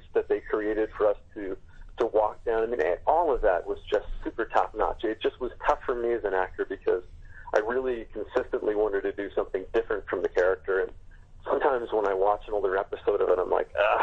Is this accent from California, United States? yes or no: yes; Los Angeles, California, United States; I've been a Lakers fan growing up in Los Angeles